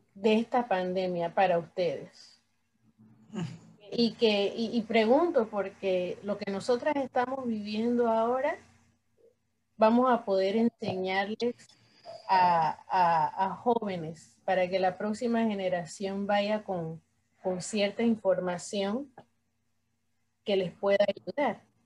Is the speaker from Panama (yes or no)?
yes; Panama; somos tres panameñas en esta conversación